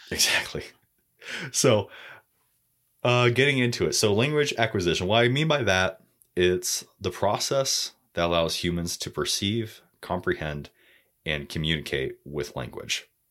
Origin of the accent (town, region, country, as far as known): United States; accent: American